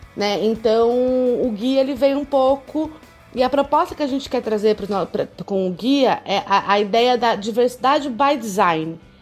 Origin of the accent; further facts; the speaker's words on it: Campinas, São Paulo, Brazil; moved away as an adult; eu vim do interior de São Paulo, Campinas, uma cidade muito rica, de uma família de classe média alta, que pôde me prover escola particular a vida inteira